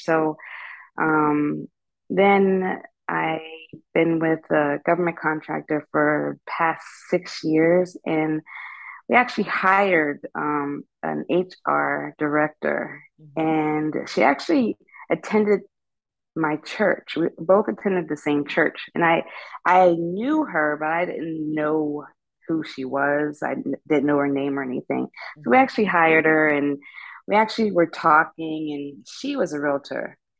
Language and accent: English; Pittsburgh, Pennsylvania, United States; moved away as an adult; now in Northern Virginia, United States; I'm from Pittsburgh